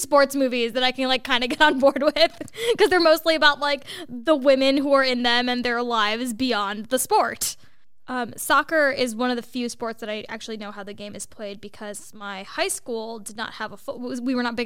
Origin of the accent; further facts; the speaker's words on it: United States; as an Asian kid growing up in America